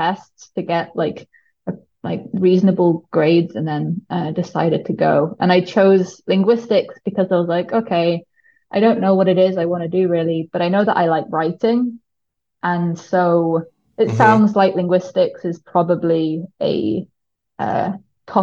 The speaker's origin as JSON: {"language": "English", "town": "Shrewsbury", "region": "West Midlands", "country": "United Kingdom", "tie": "born or raised there", "also_born_or_lived": "Cardiff / Stanford", "moved": "as an adult", "said": "I grew up in a pretty small town called Shrewsbury, which is right on the border between England and Wales in the Midlands."}